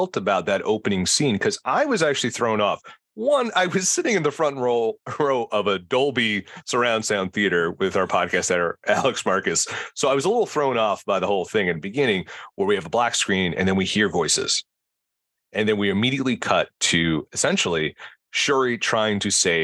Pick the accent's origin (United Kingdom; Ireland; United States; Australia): Ireland; I'm Irish